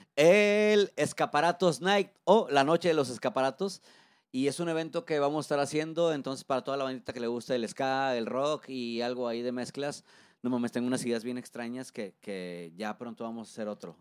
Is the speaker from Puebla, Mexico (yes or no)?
no; Monterrey, Nuevo León, Mexico; soy un locutor de Monterrey, Nuevo León, ya con más de 15 años de trayectoria.